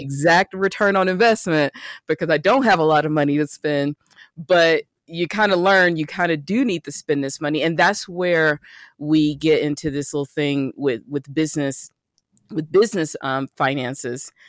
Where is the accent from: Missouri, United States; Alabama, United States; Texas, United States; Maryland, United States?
Alabama, United States; Birmingham; moved away as an adult; also born or lived in Atlanta / San Diego; I grew up in Birmingham, went to school in Atlanta, and went to the beach out in San Diego.